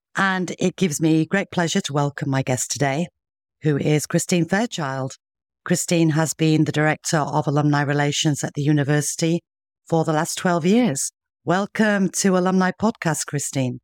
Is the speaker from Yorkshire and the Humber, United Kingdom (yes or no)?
yes; Sheffield, Yorkshire and the Humber, United Kingdom; accent: northern; I'm from the north myself, as you can probably hear in my accent, and growing up in Yorkshire, in, in Sheffield